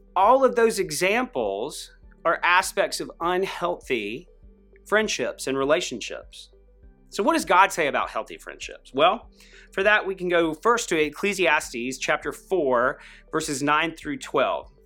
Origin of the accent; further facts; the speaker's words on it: Greenville, South Carolina, United States; I grew up in Greenville, South Carolina